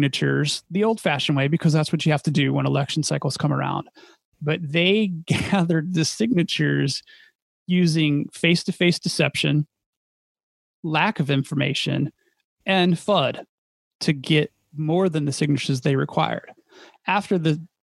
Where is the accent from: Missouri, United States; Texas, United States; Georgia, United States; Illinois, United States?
Illinois, United States; my hometown